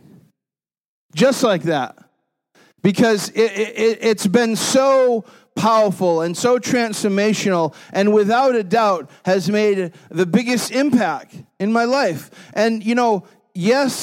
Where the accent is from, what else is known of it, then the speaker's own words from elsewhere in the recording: New England, United States; Growing up in New England